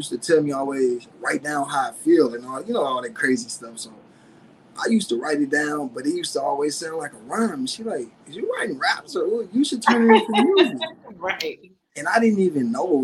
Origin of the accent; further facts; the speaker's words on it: St. Louis, Missouri, United States; accent: country; I'm from St. Louis, 314, Missouri. You know, the west side, the ratchet part